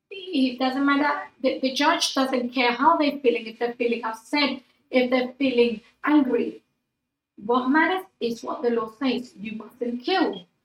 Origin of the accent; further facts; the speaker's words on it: United Kingdom; I feel British. I sometimes I forget I'm, I'm British, but, oh, and then I go with a British passport.